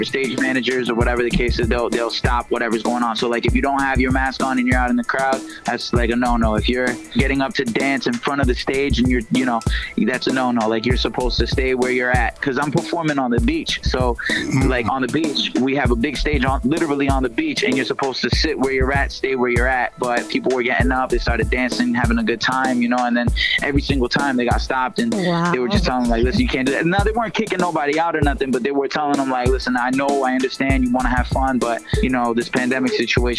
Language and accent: English; Worcester, Massachusetts, United States; also born or lived in Queens, New York; I moved to Worcester when I was young